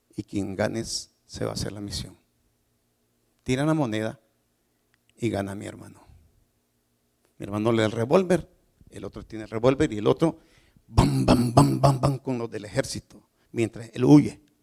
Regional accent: Nicaragua; moved away; Yo soy nicaragüense.

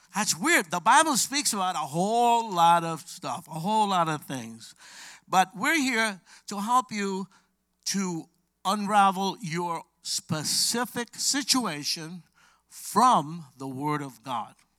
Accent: New York City, New York, United States; I'm from Brooklyn, New York.

